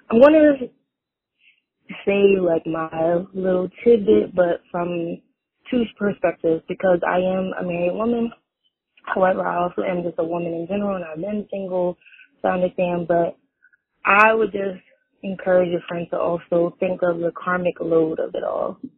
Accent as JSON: {"language": "English", "town": "Philadelphia", "region": "Pennsylvania", "country": "United States", "said": "I'm also from Philly too"}